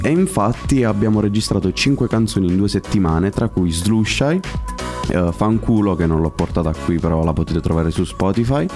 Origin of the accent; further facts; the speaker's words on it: Stornarella, Apulia, Italy; a Stornarella nel mio paese